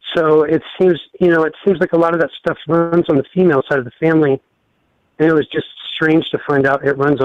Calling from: Ohio, United States; from Ohio.

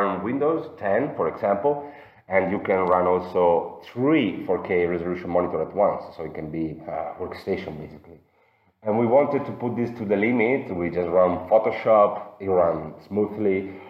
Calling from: Florence, Tuscany, Italy; I'm calling from Florence.

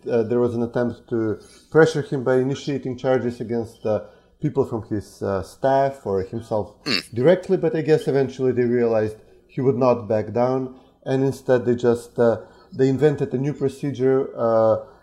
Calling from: Skopje, North Macedonia; I'm calling in from Skopje, the Republic of Macedonia

